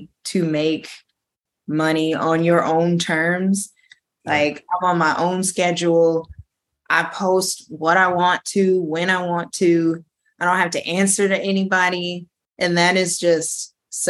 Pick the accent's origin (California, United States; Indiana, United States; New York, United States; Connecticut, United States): California, United States; Beverly Hills; it's kind of like my hometown